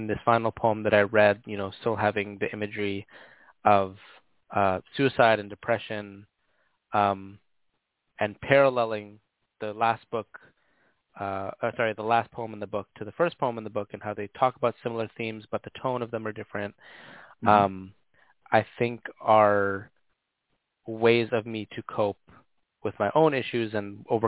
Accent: Toronto, Ontario, Canada; also born or lived in Hamilton, Ontario; I was born in Toronto, like downtown Toronto. It wasn't until I was a bit older that we moved out into kind of like the suburb area of Toronto

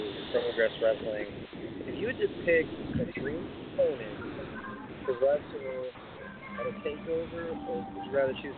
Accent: New York, United States; I'm from New York

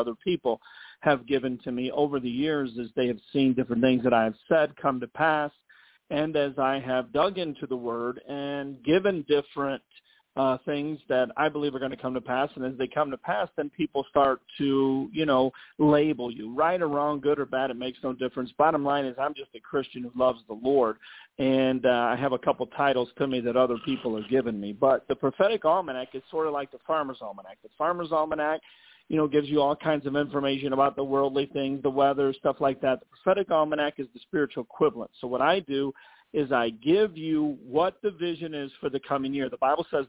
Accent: Chicago, Illinois, United States; moved away as an adult; also born or lived in Dallas, Texas / Indiana / California; now in Rancho Cucamonga, United States; I'm from Chicago, Illinois. That's where I was born and I was raised

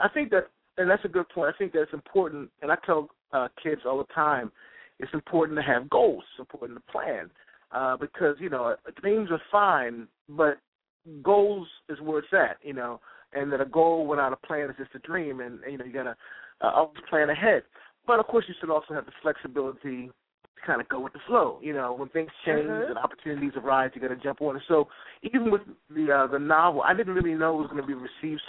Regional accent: Baltimore, Maryland, United States; also born or lived in Washington, D.C.; I'm from Baltimore, Maryland originally

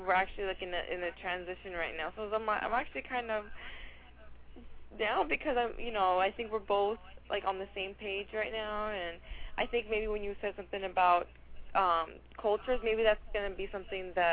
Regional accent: Egypt; I was born in Egypt

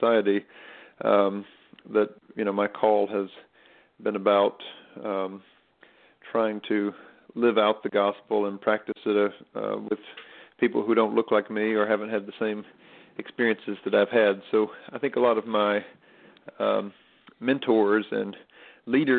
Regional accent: Stokes County, North Carolina, United States; also born or lived in Philadelphia, Pennsylvania; now in Durham, United States; I was raised in Stokes County, North Carolina

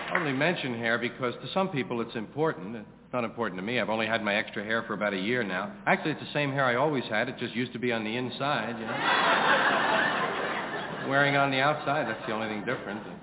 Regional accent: New York City, New York, United States; I was brought up here in New York, brought up in, used to go on the subway to 116th Street

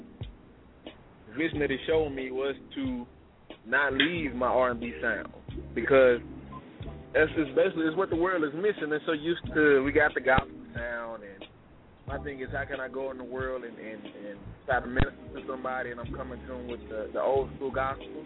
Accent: Louisiana, United States; I'm from Louisiana

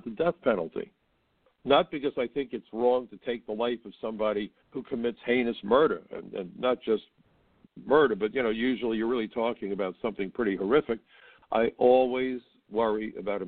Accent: New York City, New York, United States; I was born in New York. I'm an American citizen.

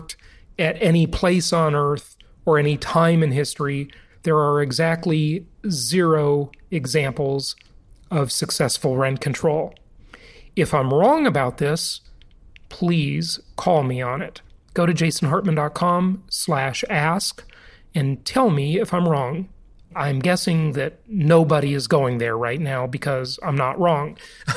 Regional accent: California, United States; moved away; My home state for the vast majority of my life, the Socialist Republic of California.

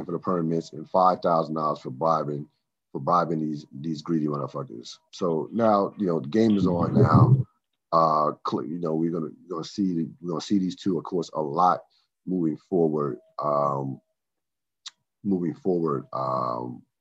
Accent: Trenton, New Jersey, United States; also born or lived in Morrisville, Pennsylvania; growing up in the Trenton, Marsville area, Trenton, of course, Trenton, New Jersey, Marsville, Pennsylvania, right across, or right next to each other, literally

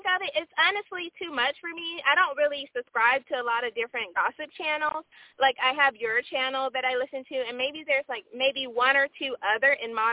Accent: Atlanta, Georgia, United States; I'm straight from Atlanta

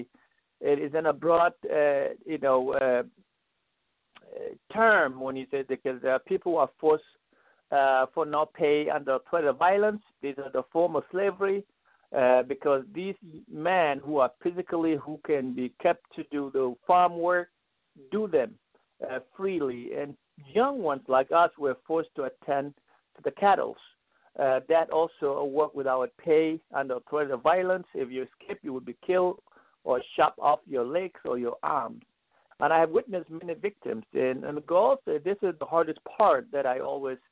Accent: South Sudan; moved away as an adult; also born or lived in Kirio, Sudan; now in United States; I was born in South Sudan in a village called Gorian, in southern Sudan.

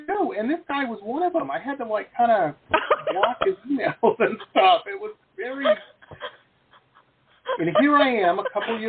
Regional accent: Detroit, Michigan, United States; moved away; I grew up in Detroit, so that's my basis of comparison to everything.

